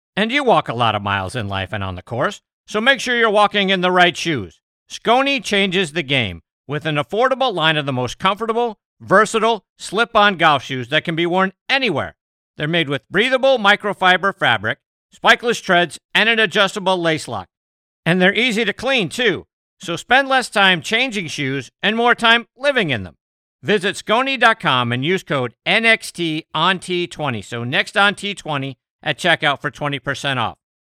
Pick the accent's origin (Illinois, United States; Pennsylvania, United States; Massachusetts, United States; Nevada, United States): Pennsylvania, United States; Pittsburgh; just down the road from my hometown of Pittsburgh